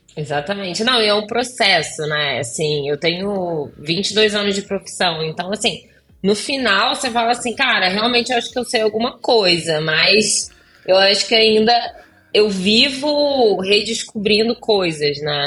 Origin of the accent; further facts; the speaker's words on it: Volta Redonda, Rio de Janeiro, Brazil; moved away as an adult; now in Los Angeles, United States; Eu sou de Volta Redonda, do interior do Rio